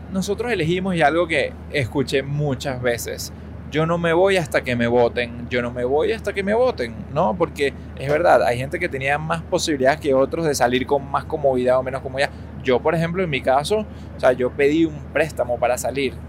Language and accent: Spanish; Venezuela; now in United States; nosotros somos personas que vivimos y crecimos en Venezuela, ¿ok? Y que de pronto, pues nos mudamos a Estados Unidos.